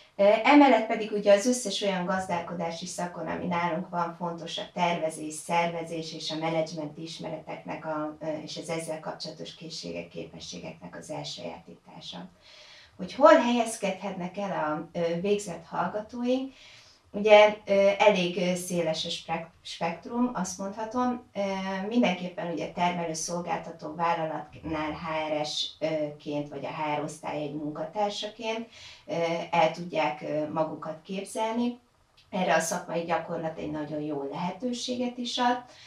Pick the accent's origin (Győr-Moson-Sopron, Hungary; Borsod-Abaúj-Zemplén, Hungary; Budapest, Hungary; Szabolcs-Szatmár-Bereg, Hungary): Győr-Moson-Sopron, Hungary; Győr; moved away as an adult; now in Veszprém, Hungary; Én egyébként Győrből jöttem, tehát Győri vagyok